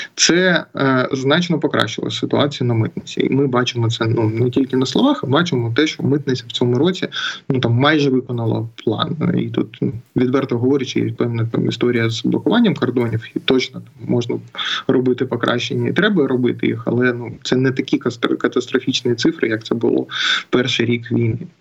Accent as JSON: {"language": "Ukrainian", "town": "Mariupol", "region": "Donetsk Oblast", "country": "Ukraine", "said": "я з Маріуполя"}